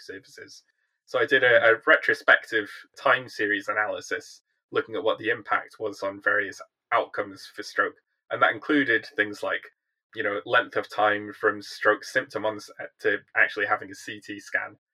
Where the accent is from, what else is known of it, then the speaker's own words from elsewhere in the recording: Welsh, Wales, United Kingdom; moved away as an adult; also born or lived in London; now in Newcastle, United Kingdom; I'm a Welsh Iraqi